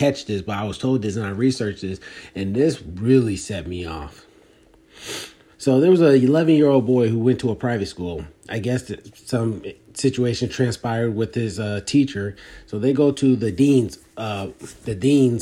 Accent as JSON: {"language": "English", "town": "Philadelphia", "region": "Pennsylvania", "country": "United States", "said": "I'd rather go back to Philly because that's where I'm from."}